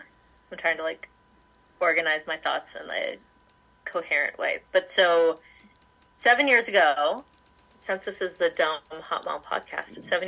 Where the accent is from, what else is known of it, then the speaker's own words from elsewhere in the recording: Palm Springs, California, United States; I claim Palm Springs area, California, like as my home, because we moved there right before middle school